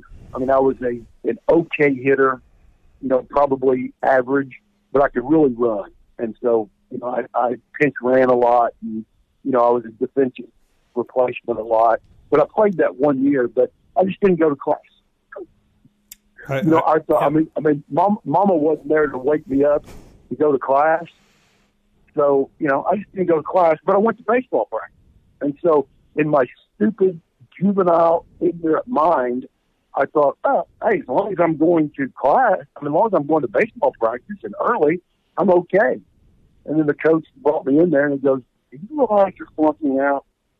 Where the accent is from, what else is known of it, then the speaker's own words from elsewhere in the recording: Fort Worth, Texas, United States; born there; also born or lived in Nebraska / Madrid, Spain / Tripoli, Libya / Ankara, Turkey; I mean, I was born in Fort Worth. We lived in Nebraska. We lived in Madrid, Spain. We lived in Tripoli, Libya. We lived in Ankara, Turkey. We lived in Hampton, Virginia. We lived in Tampa, Florida.